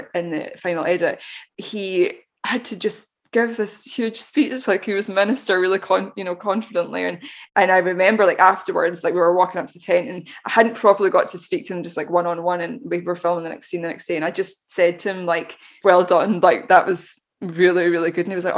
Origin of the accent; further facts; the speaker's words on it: Glasgow, Scotland, United Kingdom; we're both from Glasgow